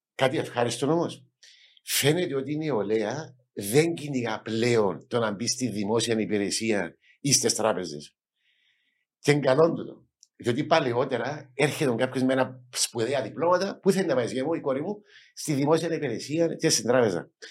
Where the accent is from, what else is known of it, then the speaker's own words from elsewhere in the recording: Nicosia, Nicosia District, Cyprus; moved away as an adult; also born or lived in United States / England / Netherlands; μεγάλωσα στην Ακρόπολη